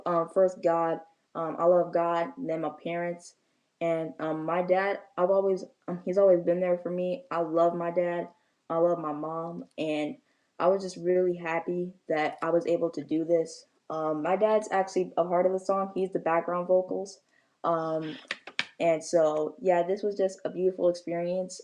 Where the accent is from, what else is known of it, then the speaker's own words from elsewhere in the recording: St. Louis, Missouri, United States; now in California, United States; my hometown is in St. Louis.